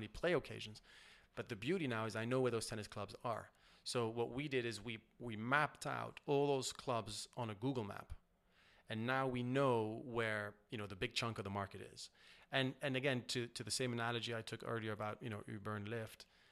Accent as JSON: {"language": "English", "country": "Switzerland", "said": "I'm from Switzerland, where privacy is something that is, you know, very important, banking being my background."}